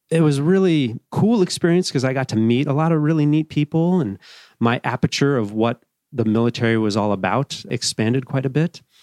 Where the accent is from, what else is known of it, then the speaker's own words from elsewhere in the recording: Evergreen, Colorado, United States; also born or lived in Boulder, Colorado; I grew up as a young kid, kinda, a few different places, but settled in Evergreen, Colorado, which is up in the foothills, uh, west of Denver.